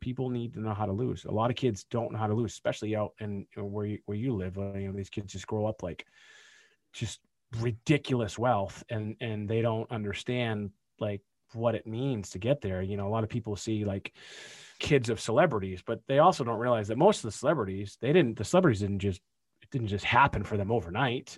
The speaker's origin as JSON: {"language": "English", "town": "Boston", "region": "Massachusetts", "country": "United States", "said": "We're from Boston, so wicked's a thing"}